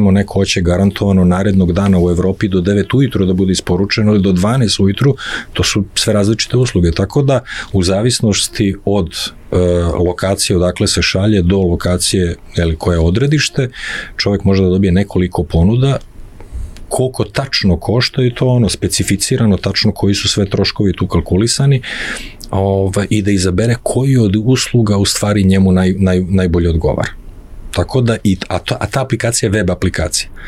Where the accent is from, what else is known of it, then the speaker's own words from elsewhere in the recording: Serbia; kod nas u Srbiji